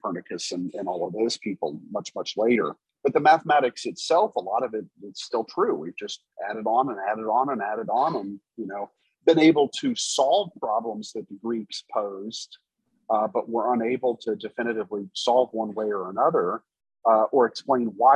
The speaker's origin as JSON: {"language": "English", "region": "Texas", "country": "United States", "tie": "born or raised there", "moved": "as an adult", "lives_now": "Indiana, United States", "said": "I grew up mostly in Texas"}